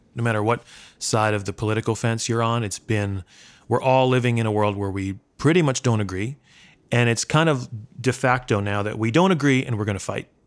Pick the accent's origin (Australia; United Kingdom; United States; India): United States; New York; I grew up in Brooklyn